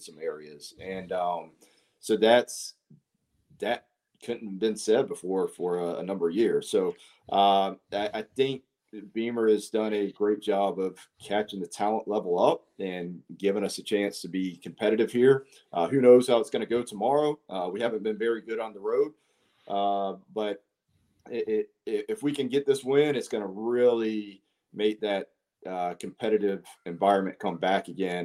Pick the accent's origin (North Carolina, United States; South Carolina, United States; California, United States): South Carolina, United States; Columbia; I grew up in Columbia, went to college in Upstate